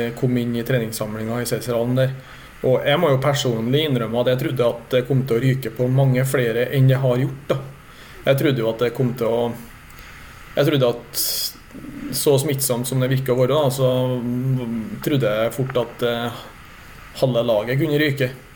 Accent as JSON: {"language": "Norwegian", "area": "near the Swedish border", "region": "Trøndelag", "country": "Norway", "tie": "born or raised there", "also_born_or_lived": "Meråker", "said": "i Trøndelag, der jeg kommer fra. Så det, det er jo der jeg er oppvokst"}